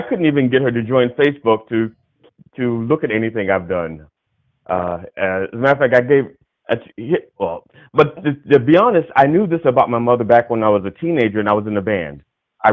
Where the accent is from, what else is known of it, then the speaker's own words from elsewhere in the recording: Maryland, United States; I'm originally from Maryland. I've lived in Maryland almost all my life